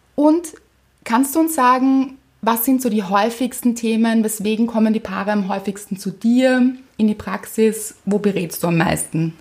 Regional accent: Austria; Bei uns in Österreich

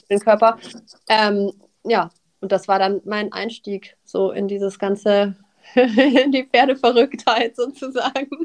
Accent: Nuremberg, Bavaria, Germany; moved away as an adult; now in Northern Germany, Germany; ich komme aus Süddeutschland, ich komme aus Nürnberg ursprünglich

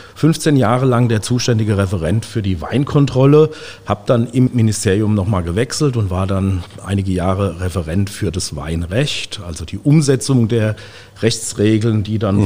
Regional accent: Guntersblum, Rhineland-Palatinate, Germany; bin aufgewachsen in Guntersblum

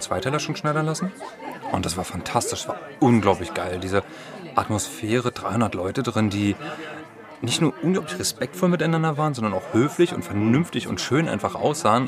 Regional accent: Berlin, Germany; Bin geborener Berliner

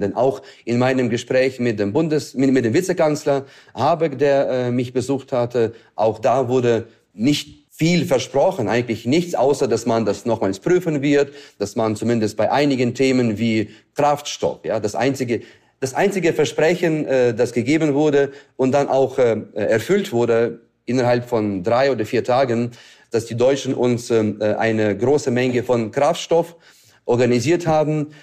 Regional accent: Ukraine; in meiner Heimat

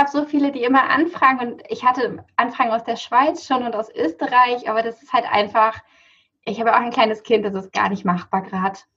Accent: Buchholz in der Nordheide, Lower Saxony, Germany; Ja, ich komme aus Buchholz in der Nordheide. Das ist ähm, das südliche, also südlicher Raum von Hamburg. Ähm, was ist das? Nordöstliches Niedersachsen.

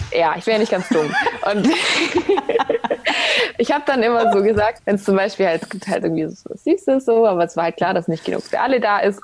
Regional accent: Ravensburg, Baden-Württemberg, Germany; also born or lived in Hamburg; now in Berlin, Germany; Ich komme ja eigentlich auch aus dem Süden, also aus Ravensburg, Schwabeländle. Ähm, war dann lange in Hamburg und bin jetzt nach Berlin

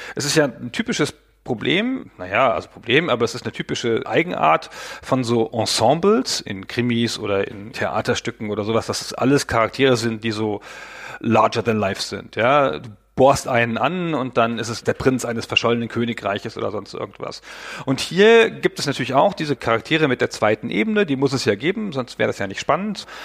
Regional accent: Germany; als Deutscher

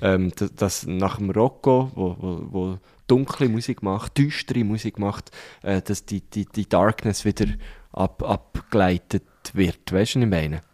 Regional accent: Thun, Bern, Switzerland; Wir, wir sind eigentlich quasi zusammen aufgewachsen in Thun

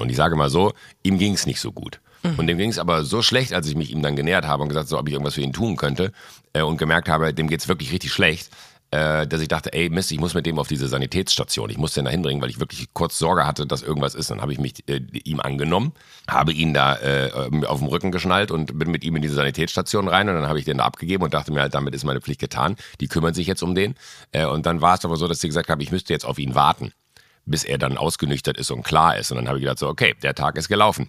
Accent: a small village near Mönchengladbach, North Rhine-Westphalia, Germany; born or raised there; now in Munich, Germany

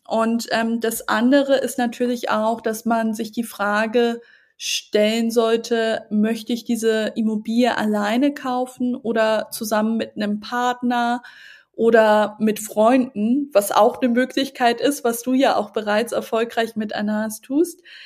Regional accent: Hamburg, Germany; Großstädten wie Hamburg, ähm, wo ich auch mir den Markt anschaue, einfach auch weil es meine Heimatstadt ist

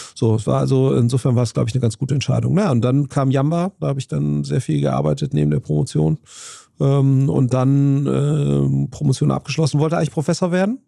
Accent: near Siegburg, between Bonn and Cologne, North Rhine-Westphalia, Germany; in Walscheid, äh, äh bei, bei, bei, Loma, bei Siegburg

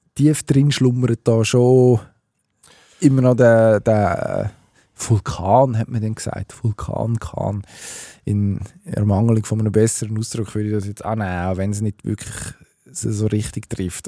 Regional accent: Switzerland; bei uns in der Schweiz

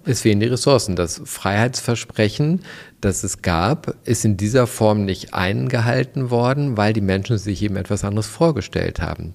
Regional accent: West Germany, Germany; ich bin ja Wessi

